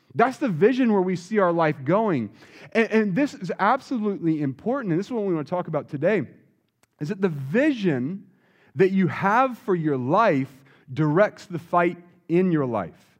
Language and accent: English; Wilmington, North Carolina, United States; now in San Jose, United States; I grew up in Wilmington, North Carolina, so coming to North Carolina is kinda like coming home